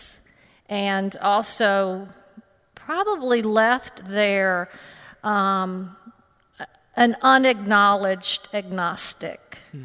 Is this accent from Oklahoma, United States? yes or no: no; Homewood, Alabama, United States; I grew up in Homewood, Alabama, and attended All Saints Episcopal Church with my family.